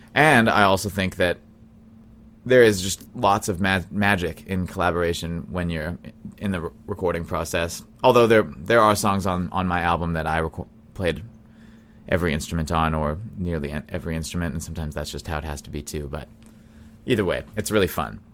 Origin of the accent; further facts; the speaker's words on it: Brandon, Manitoba, Canada; now in Winnipeg, Canada; I grew up in Brandon, Manitoba